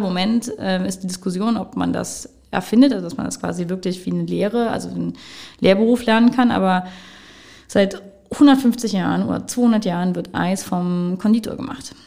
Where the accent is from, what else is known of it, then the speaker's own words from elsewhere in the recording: Wittlich, Rhineland-Palatinate, Germany; now in Trier, Germany; Mein Vater ist Müllermeister, hat eine Mühle in Lüxem oder Lüxem bei Wittlich. Mhm und eine Bäckerei. Und da bin ich damit auch groß geworden.